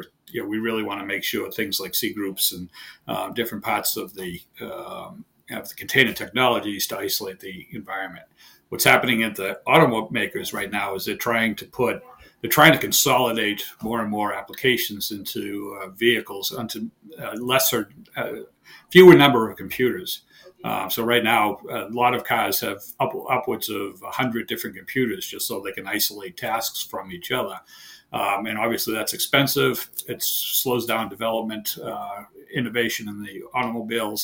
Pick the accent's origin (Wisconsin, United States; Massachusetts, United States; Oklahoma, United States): Massachusetts, United States; near Boston; accent: heavy Boston; moved away as an adult; also born or lived in southern Maine; now in Maine, United States; I've lived my entire life near Boston, Mass. So I have a heavy Boston accent. I now live in southern Maine